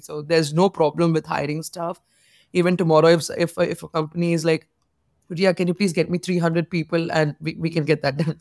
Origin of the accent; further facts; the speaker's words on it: India; being an Indian girl